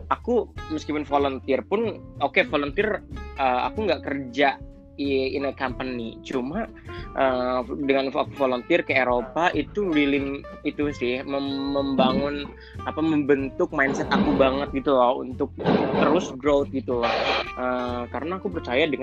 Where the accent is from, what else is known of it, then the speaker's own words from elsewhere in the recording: Indonesia; moved away as an adult; now in Turkey; ini dari Indonesia lah uh, kemudian di sini uh, sekarang di Turki kuliah jurusan jurnalistik di Ege University datang tahun 2016